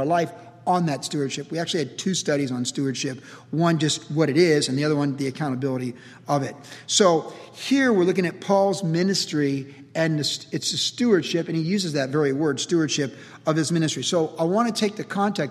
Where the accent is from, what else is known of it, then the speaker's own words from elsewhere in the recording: Carlsbad, United States; when you're growing up in Carlsbad in the 70s